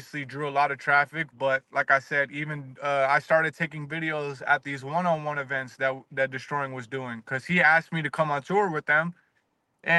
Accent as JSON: {"language": "English", "region": "Virginia", "country": "United States", "said": "I'm from Virginia."}